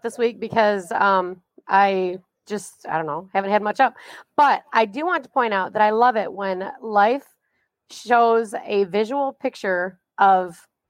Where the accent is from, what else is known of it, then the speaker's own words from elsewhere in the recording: Atlas, Michigan, United States; I am from Atlas, Michigan.